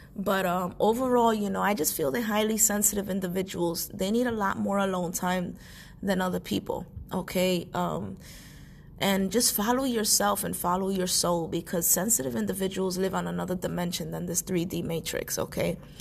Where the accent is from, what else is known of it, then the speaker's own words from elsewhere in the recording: New York City, New York, United States; I was born and raised in New York City